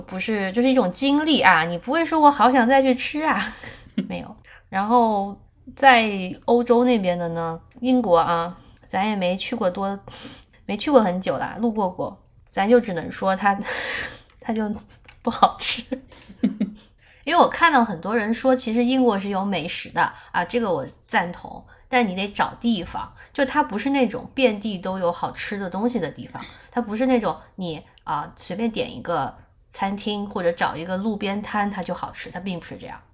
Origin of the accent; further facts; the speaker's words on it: China; now in United States; 我们中国人